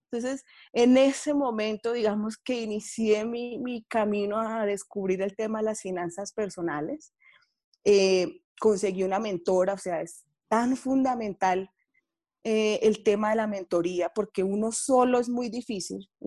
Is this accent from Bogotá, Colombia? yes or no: yes; Bogotá, Colombia; Bueno, Juan Camilo, yo soy de Bogotá.